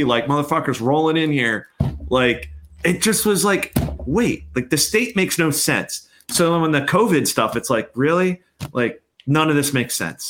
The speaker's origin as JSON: {"language": "English", "town": "Reading", "region": "Pennsylvania", "country": "United States", "tie": "born or raised there", "said": "growing up in Reading, PA"}